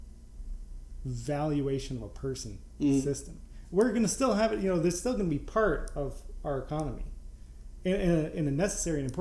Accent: Vermont, United States; now in Chicago, United States; I was born in Vermont and I live in Chicago

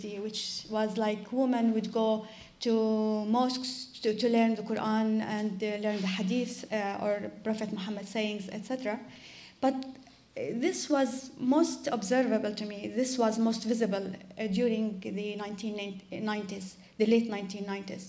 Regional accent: West Bank, Palestine; I grew up in the West Bank

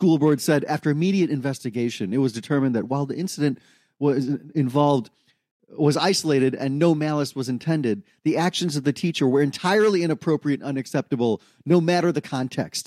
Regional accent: India; I'm reading this as an Indian

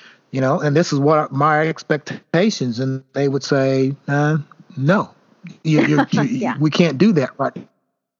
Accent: Elizabethtown, United States; moved away as an adult; now in Indianapolis, United States; growing up in the South, growing up in Elizabethtown

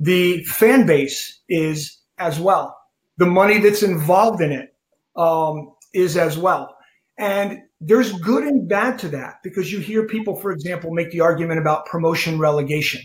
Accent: New Jersey, United States; I grew up in New Jersey, so I was a Cosmos fan

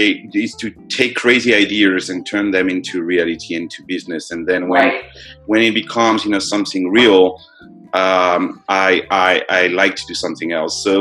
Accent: France; I was born in France, so I'm French

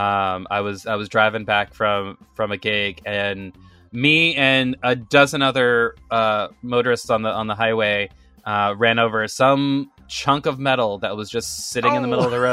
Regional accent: the South, United States; moved away; I grew up in the South

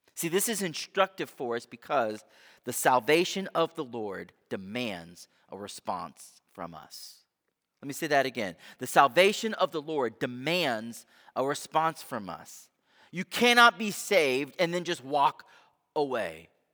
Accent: United States

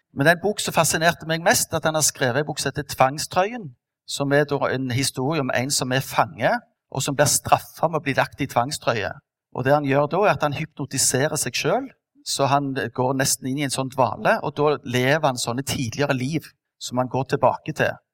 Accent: Stavanger, Rogaland, Norway; vant med fra oppveksten på Madla

